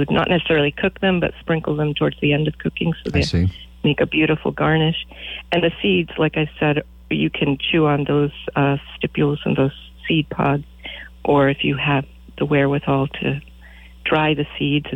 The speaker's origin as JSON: {"language": "English", "region": "Rhode Island", "country": "United States", "tie": "born or raised there", "moved": "yes", "lives_now": "Verdigris, Nebraska, United States", "said": "my hometown in Rhode Island and the library where I grew up"}